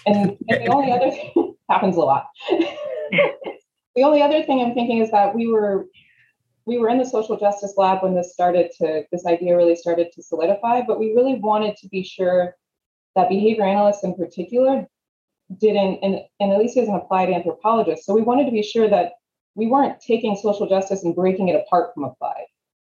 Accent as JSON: {"language": "English", "country": "Sudan", "tie": "born or raised there", "said": "I grew up in Sudan for a little while"}